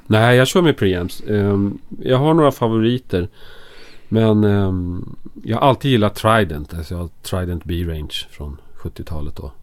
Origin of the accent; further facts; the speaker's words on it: Enköping, Uppsala County, Sweden; moved away as an adult; also born or lived in Stockholm; Jag är från Stockholm från början. Mm. Men jag mm. bodde i Enköping när jag gick i skolan från ettan till jag gick ut gymnasiet.